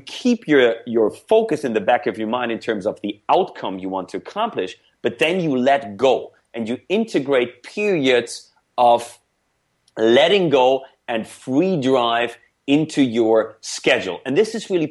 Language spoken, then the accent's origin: English; Germany; first language German; English is a second language; now in United States; I grew up in Germany. I was born and raised in Germany before I came to the US